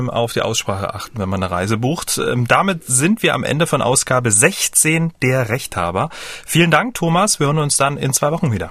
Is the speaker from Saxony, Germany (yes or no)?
yes; Dresden, Saxony, Germany; Ich komme ja ähm, aus Dresden